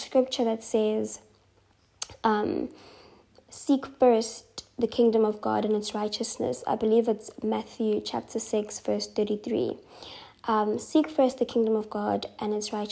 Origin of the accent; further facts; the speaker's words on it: Durban, KwaZulu-Natal, South Africa; I am not moving from my hometown. I am not doing that. And I asked for a transfer, and they transferred me back to Durban